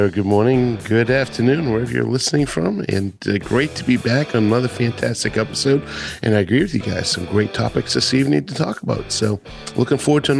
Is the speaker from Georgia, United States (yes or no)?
yes; Atlanta, Georgia, United States; in my hometown here in Atlanta.